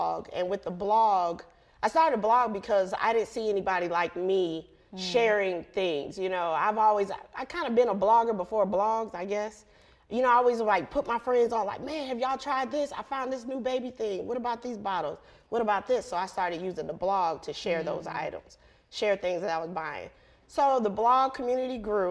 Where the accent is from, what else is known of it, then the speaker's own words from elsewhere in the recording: Chicago, Illinois, United States; accent: Chi-Town; I'm from Chicago, the suburbs